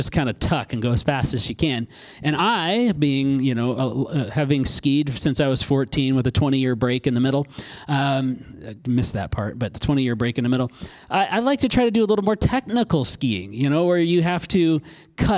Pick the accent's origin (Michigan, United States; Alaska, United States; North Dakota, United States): Alaska, United States; I grew up in Alaska